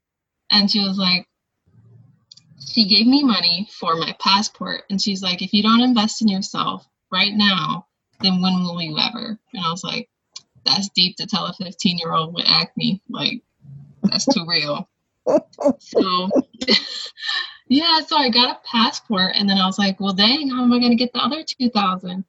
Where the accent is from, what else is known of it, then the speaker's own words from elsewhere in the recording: California, United States; moved away as an adult; also born or lived in Oregon; So I was coming from California, and I went to Oregon State, so I was an out-of-state student.